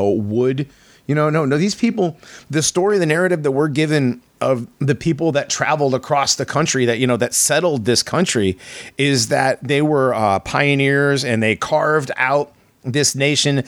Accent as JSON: {"language": "English", "region": "Connecticut", "country": "United States", "tie": "born or raised there", "said": "I grew up in Connecticut and going in New York and going back and forth between those two."}